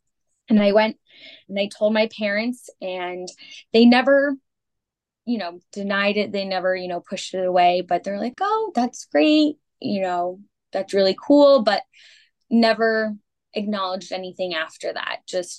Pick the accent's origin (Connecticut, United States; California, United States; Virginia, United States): Connecticut, United States; Hartford; born there; So, I was born in Connecticut, Hartford, Connecticut.